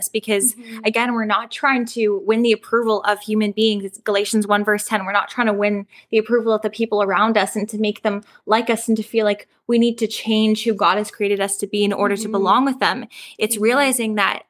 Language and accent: English; Calgary, Alberta, Canada; I'm from Calgary, Alberta